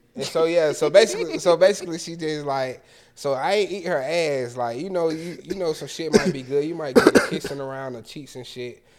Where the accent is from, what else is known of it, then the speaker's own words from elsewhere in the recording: Atlanta, Georgia, United States; We real Atlanta.